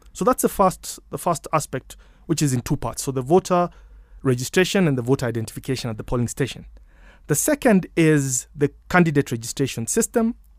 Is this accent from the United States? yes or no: no; Kenya; I'm Kenyan.